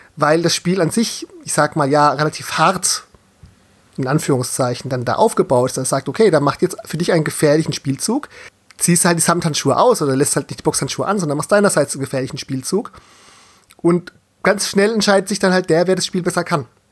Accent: Southern Germany, Germany; als gebürtiger Süddeutscher

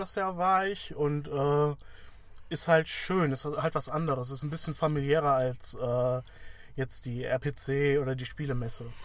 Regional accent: Wuppertal, North Rhine-Westphalia, Germany; Ich komme halt aus Wuppertal

